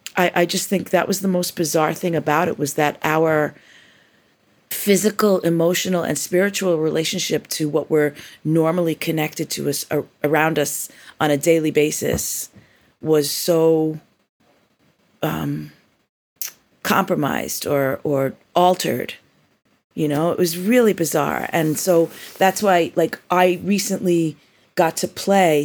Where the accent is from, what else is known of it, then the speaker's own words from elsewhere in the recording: New York, United States; growing up in New York